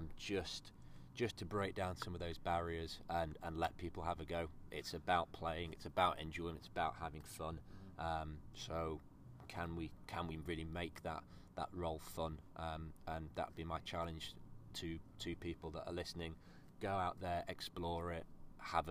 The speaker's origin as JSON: {"language": "English", "region": "Yorkshire and the Humber", "country": "United Kingdom", "tie": "born or raised there", "said": "I grew up in Yorkshire"}